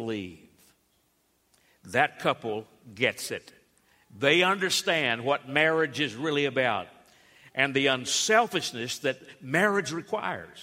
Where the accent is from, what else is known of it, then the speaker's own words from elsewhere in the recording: Alabama, United States; Growing up in Alabama